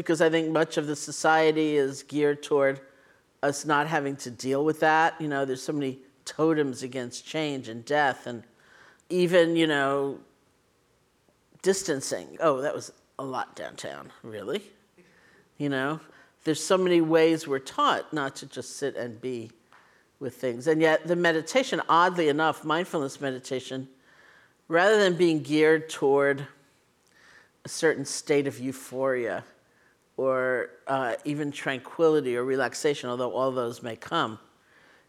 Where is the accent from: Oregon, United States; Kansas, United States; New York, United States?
New York, United States; New York City; born or raised there